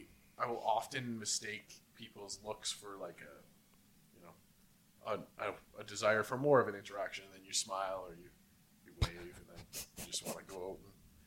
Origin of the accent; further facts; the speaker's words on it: Edmonton, Alberta, Canada; moved away; also born or lived in Nova Scotia; I grew up in Edmonton and I went to elementary school with a lot of people and the same junior high with a lot of people. And moving out to Nova Scotia